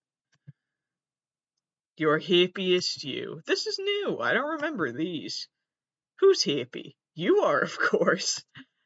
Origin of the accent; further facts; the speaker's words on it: United States; I'm an American.